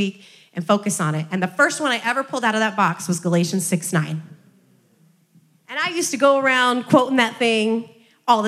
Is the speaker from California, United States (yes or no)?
no; Iowa, United States; I grew up in Iowa